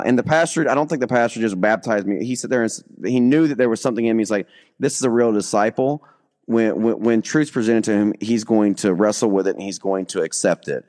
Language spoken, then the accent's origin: English; the South, United States; also born or lived in Alabama / Florida; now in Kentucky, United States; I'm from the South